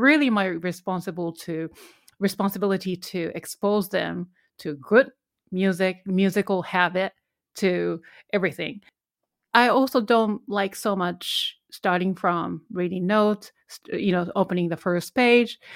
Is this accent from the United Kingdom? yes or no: no; Japan; English is a second language; moved away as an adult; I'm originally from Japan, I'm Korean